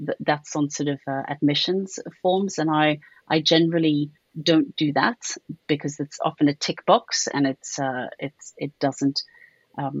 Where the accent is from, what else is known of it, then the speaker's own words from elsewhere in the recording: South Africa; accent: South African; now in United Kingdom; I don't have a British accent. I have a South African one.